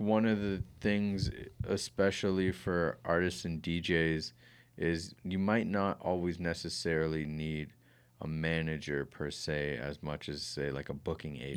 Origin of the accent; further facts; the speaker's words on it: Kitchener, Ontario, Canada; I was born in Grand River Hospital